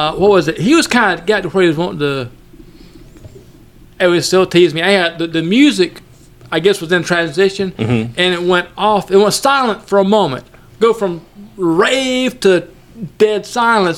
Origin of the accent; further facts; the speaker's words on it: Haddock, Georgia, United States; accent: Haddock; my Haddock accent